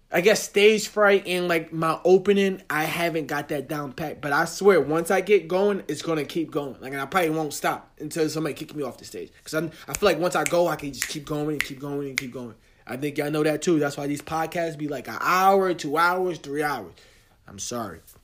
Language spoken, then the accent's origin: English; New Jersey, United States; I'm from Jersey